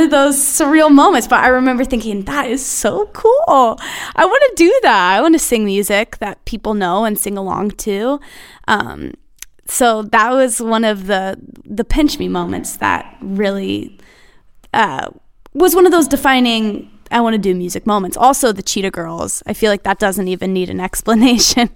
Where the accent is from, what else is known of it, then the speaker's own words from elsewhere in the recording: Nashville, Tennessee, United States; Born and raised in Nashville